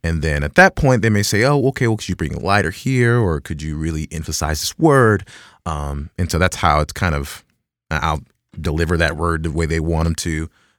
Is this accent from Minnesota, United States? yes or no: no; Dallas, Texas, United States; In Dallas, Texas.